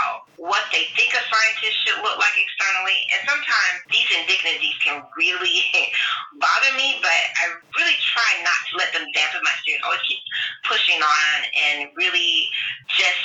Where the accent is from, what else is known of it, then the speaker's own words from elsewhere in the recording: Tampa, Florida, United States; moved away as an adult; also born or lived in rural Alabama / Tennessee; I grew up between Tampa, Florida and rural Alabama on a farm